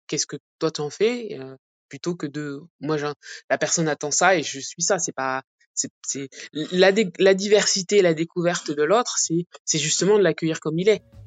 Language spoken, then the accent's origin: French; Aspach-le-Bas, Grand Est, France; moved away; also born or lived in Mulhouse / Montpellier; Dans mon petit village, euh, là où j'ai grandi, à Aspac-le-Bas